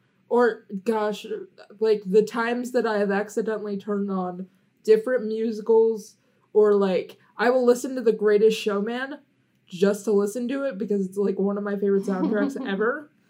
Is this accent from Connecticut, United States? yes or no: no; Ohio, United States; We're from Ohio.